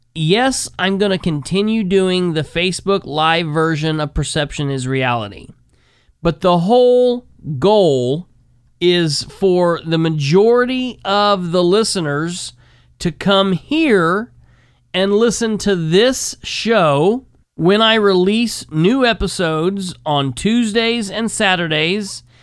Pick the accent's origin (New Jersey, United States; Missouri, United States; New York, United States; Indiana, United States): Indiana, United States; Winchester; my hometown in Winchester